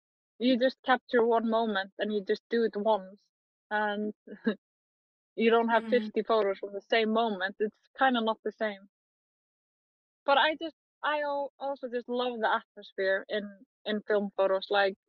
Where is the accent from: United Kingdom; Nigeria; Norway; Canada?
Norway; English is a second language; But I am born and raised in Norway. So the first 7 years of my life, I spent in Norway and speak Norwegian.